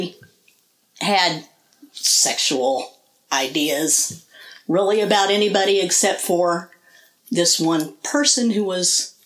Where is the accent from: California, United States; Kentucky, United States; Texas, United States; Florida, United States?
Texas, United States; Midland; I grew up outside of Midland